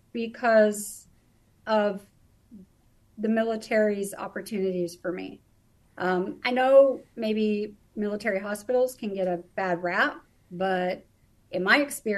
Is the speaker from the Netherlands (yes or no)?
no; Canada; moved away as an adult; also born or lived in British Columbia / Alberta / United States; now in Germany; Originally, I was born and raised in Canada, mostly British Columbia and Alberta areas